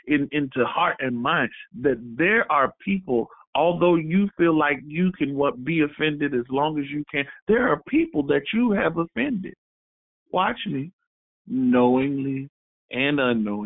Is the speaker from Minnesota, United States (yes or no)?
no; Florida, United States; I'm from Florida